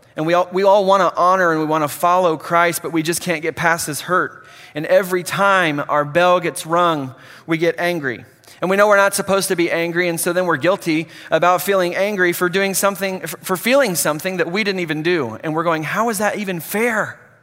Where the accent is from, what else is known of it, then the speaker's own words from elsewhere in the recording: Hutchinson, Kansas, United States; a junior college in Hutchinson, my hometown